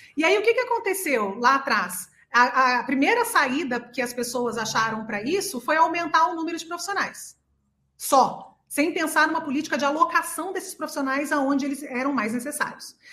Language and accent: Portuguese; interior of São Paulo, Brazil; moved away as an adult; also born or lived in Austria; no interior de São Paulo, onde eu nasci, e a minha família inteira fez, todos os meus irmãos fizeram